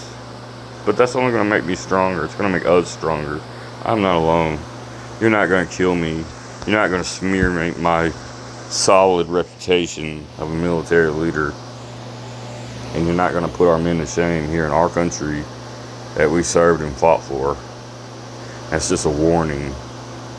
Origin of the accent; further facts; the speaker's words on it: Louisville, Kentucky, United States; moved away as an adult; I'm from Louisville, Kentucky